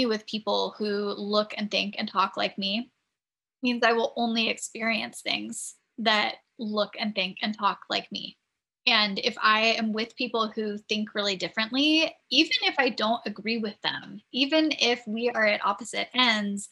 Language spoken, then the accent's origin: English; San Diego, California, United States; now in New England, United States; growing up in San Diego